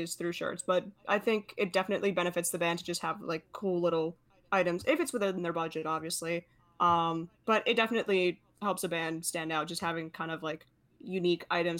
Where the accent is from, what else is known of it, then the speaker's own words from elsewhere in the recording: Long Island, New York, United States; I'm from Long Island